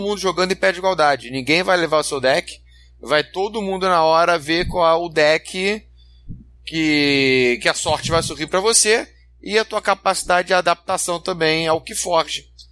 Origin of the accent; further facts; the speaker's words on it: Rio de Janeiro, Brazil; eu sou, eu sou carioca